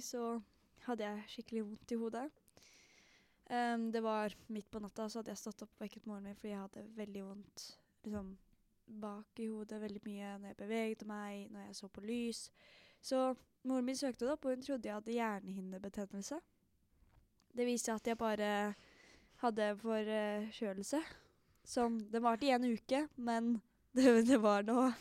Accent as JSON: {"language": "Norwegian", "region": "Oslo", "country": "Norway", "said": "Jeg er fra Holmlia i Oslo"}